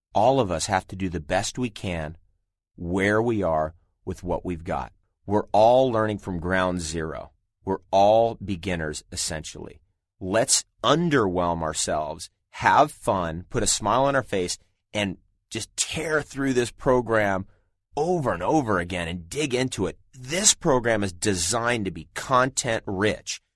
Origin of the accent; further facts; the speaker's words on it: Southern California, United States; I grew up in Southern California after the age of 10, and I spent many years there